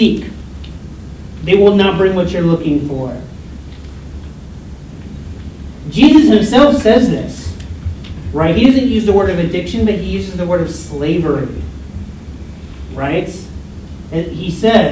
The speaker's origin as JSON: {"language": "English", "country": "United States", "tie": "born or raised there", "moved": "yes", "said": "I'm from the United States"}